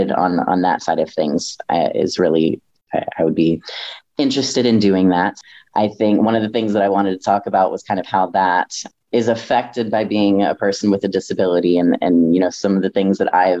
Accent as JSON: {"language": "English", "region": "North Carolina", "country": "United States", "tie": "born or raised there", "moved": "yes", "lives_now": "Milwaukee, United States", "said": "I was raised in the deep South, y'all. I was raised in North Carolina in a very small town"}